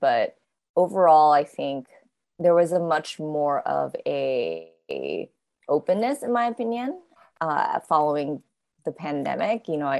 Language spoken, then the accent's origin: English; Tokyo, Japan; moved away as an adult; also born or lived in New York, United States; I grew up in Tokyo, but then I went to school for a university in the States. And then after graduating, I stayed in the States.